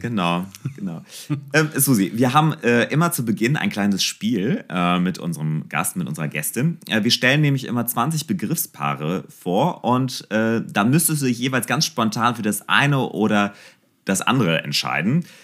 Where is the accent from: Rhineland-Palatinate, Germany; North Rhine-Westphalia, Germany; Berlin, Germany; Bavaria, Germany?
North Rhine-Westphalia, Germany; Mönchengladbach; ich bin ja auch Mönchengladbacher